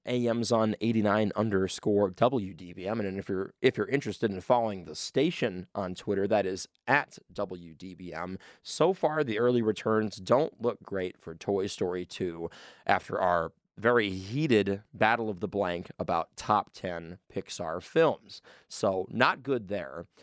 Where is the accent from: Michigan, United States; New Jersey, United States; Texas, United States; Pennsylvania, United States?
Michigan, United States; I am also from Michigan